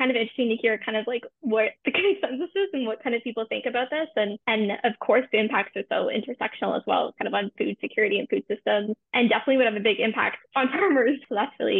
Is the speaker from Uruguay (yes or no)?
no; Ontario, Canada; I grew up in Ontario, but my school didn't have an environmental club